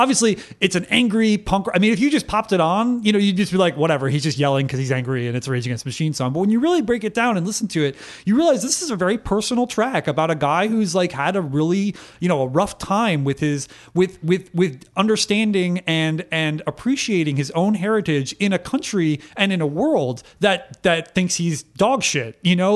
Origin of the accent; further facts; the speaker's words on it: Connecticut, United States; I was raised in Connecticut